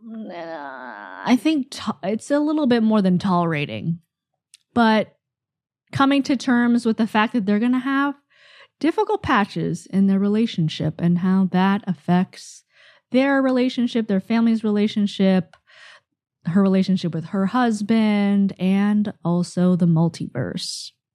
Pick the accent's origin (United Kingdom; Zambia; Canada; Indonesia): Canada; I'm Canadian, I mean, I'm Asian Canadian